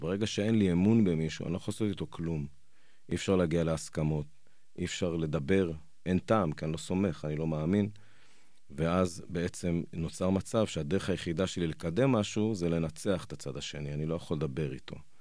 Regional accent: Jerusalem, Jerusalem District, Israel; אני ירושלמי, יש לי חמישה ילדים

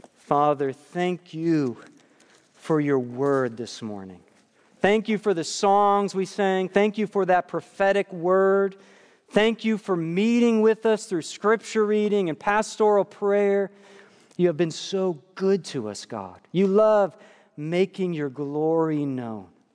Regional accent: New York, United States; moved away; my life growing up in New York

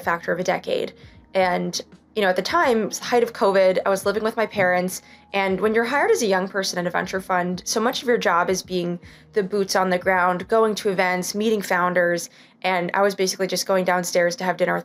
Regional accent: New York, United States; I wanted to stay in New York. I'm from New York.

